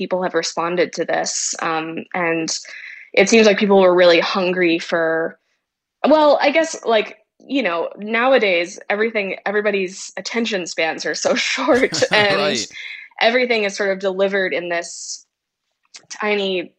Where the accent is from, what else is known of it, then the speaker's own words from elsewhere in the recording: Wimberley, Texas, United States; also born or lived in Austin, Texas; I grew up in Texas, and I was born in Austin and grew up in a tiny little town called Wimberley, which is just south of Austin